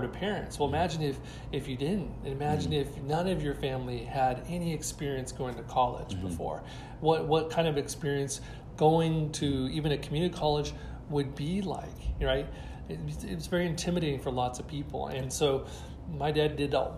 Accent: Bakersfield, California, United States; when I grew up in Bakersfield, it was much smaller than it is today, mm-hmm. and went to East Bakersfield High School

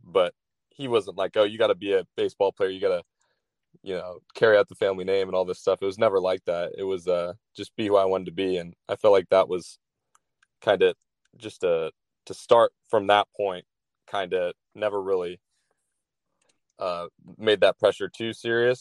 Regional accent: Dallas, Texas, United States; also born or lived in San Diego, California; now in California, United States; I grew up in Texas

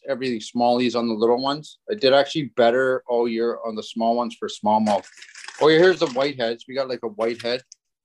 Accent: Ontario, Canada; we're not from Winnipeg. We're from Ontario

